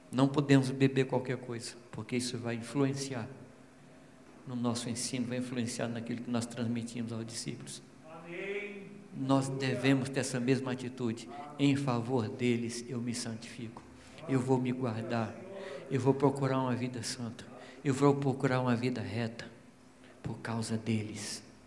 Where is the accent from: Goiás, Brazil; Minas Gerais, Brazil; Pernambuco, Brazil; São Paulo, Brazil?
Minas Gerais, Brazil; eu sou mineiro